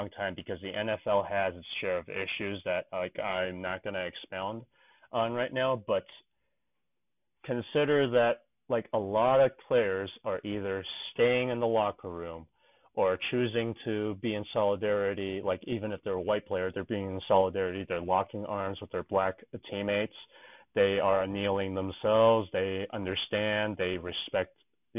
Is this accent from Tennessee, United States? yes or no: no; Oakland, California, United States; moved away; this is my hometown team, and as you may or may not know, the Bay Area is notoriously liberal